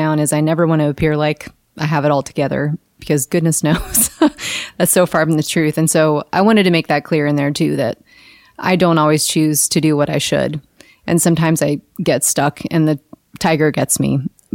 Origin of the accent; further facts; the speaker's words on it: Kentucky, United States; moved away; I grew up in Kentucky, maybe, where we didn't have, you know, big water